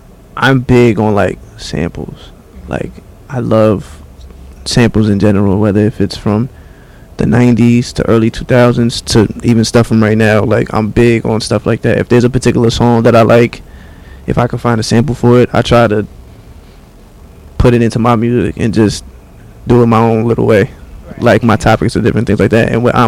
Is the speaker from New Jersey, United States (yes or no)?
yes; Bayonne, New Jersey, United States; I'm from Bayonne, New Jersey.